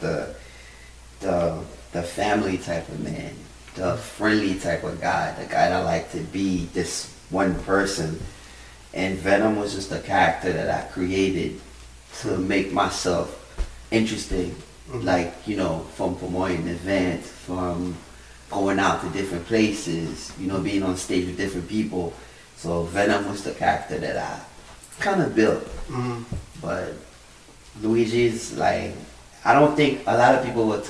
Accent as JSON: {"language": "English", "town": "New York City", "region": "New York", "country": "United States", "tie": "born or raised there", "moved": "yes", "lives_now": "Long Island, United States", "said": "I'm always gonna say I'm from Brooklyn. I like being in Brooklyn, but I don't miss living out here"}